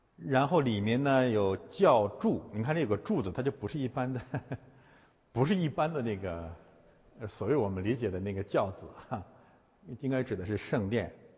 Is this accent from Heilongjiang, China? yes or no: yes; Heilongjiang, China; moved away; also born or lived in Chaoyang District, Beijing; 我们的故乡黑龙江